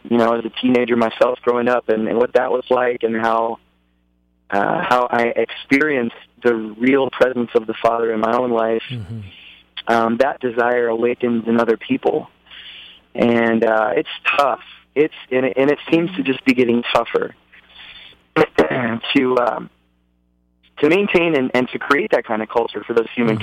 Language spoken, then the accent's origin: English; Dallas, Texas, United States; I'm a native Texan. I grew up in Dallas, Texas